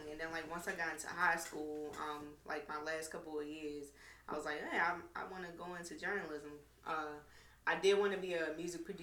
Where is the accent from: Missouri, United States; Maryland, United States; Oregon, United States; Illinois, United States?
Maryland, United States; Baltimore; I'm from West Baltimore. You know, born and raised.